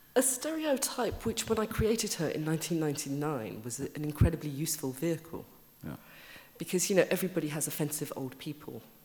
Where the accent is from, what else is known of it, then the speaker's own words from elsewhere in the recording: Birmingham, West Midlands, United Kingdom; accent: Brummie; moved away; I grew up in Birmingham